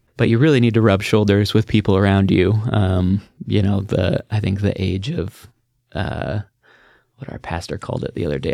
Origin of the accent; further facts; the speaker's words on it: Beaverton, Oregon, United States; I grew up in the just outside Portland, um, Beaverton area